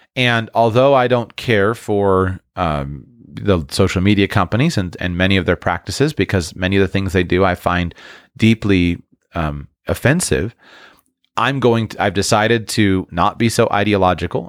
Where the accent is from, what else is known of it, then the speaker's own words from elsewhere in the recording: United States; as an American